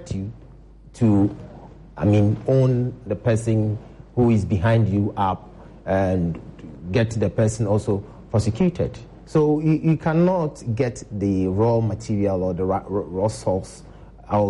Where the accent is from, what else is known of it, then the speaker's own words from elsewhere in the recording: Ghana; as a Ghanaian